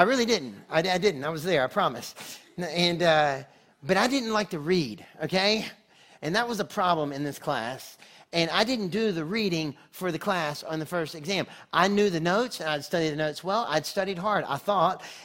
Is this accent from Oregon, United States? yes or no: no; North Carolina, United States; moved away as an adult; also born or lived in Texas; I'm from North Carolina originally. I went to school in Texas